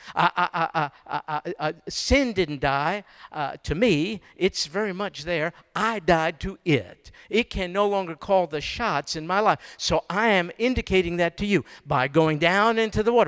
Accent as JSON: {"language": "English", "region": "New York", "country": "United States", "tie": "born or raised there", "moved": "yes", "lives_now": "Houston, United States", "said": "I was born and raised in New York"}